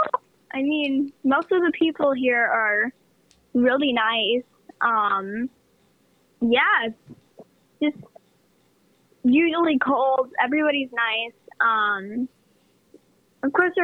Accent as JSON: {"language": "English", "town": "Toronto", "region": "Ontario", "country": "Canada", "tie": "born or raised there", "said": "Growing up here is like, okay, mostly it's every single day it's like minus 20 or something."}